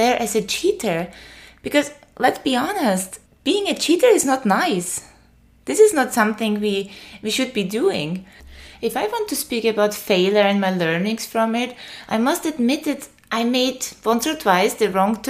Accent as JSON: {"language": "English", "country": "Austria", "second_language": "English", "moved": "as an adult", "lives_now": "Greece", "said": "I moved from my home country, Austria, to Greece."}